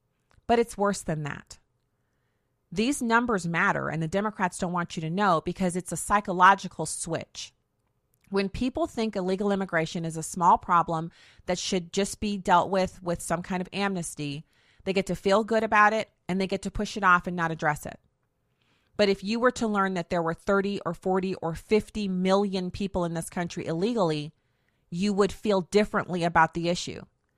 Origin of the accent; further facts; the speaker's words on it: Germany; I grew up in Germany.